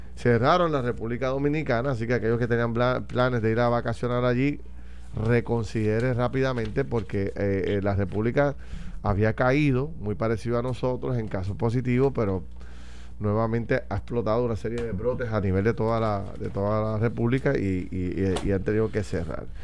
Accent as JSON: {"language": "Spanish", "country": "Puerto Rico", "said": "debemos sentirnos como puertorriqueños"}